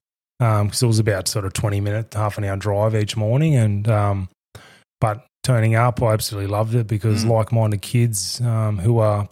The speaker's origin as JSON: {"language": "English", "town": "Ashcroft", "region": "New South Wales", "country": "Australia", "tie": "born or raised there", "said": "I grew up in Ashcroft. I went to a Catholic school there in Ashcroft."}